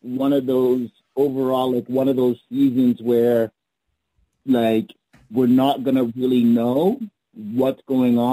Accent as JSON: {"language": "English", "town": "Toronto", "region": "Ontario", "country": "Canada", "said": "I'm from Toronto"}